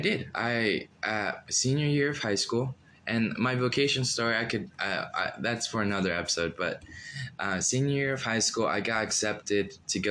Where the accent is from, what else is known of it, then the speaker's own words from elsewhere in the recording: Phoenix, Arizona, United States; also born or lived in Mexico; I come from Mexico when I was 2 years old. And I came here when I was 2, and I grew up in Arizona, Phoenix, Arizona